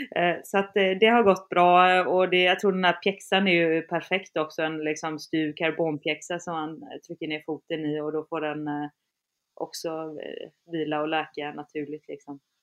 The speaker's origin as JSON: {"language": "Swedish", "area": "around Kalmar and Öland", "region": "Kalmar County", "country": "Sweden", "moved": "yes", "said": "där jag är ifrån, där det verkligen inte finns backar ja, runt Kalmar och Öland"}